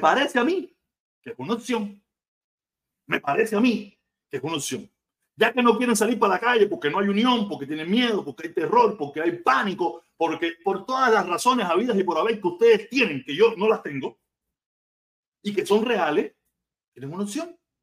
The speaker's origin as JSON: {"language": "Spanish", "region": "Havana", "country": "Cuba", "moved": "as an adult", "lives_now": "Miami, United States", "said": "yo soy de La Habana"}